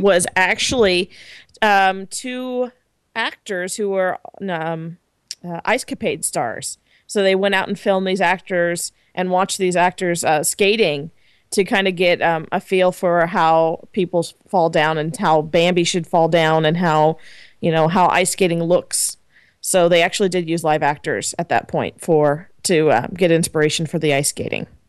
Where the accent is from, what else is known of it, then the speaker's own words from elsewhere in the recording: United States; I'm American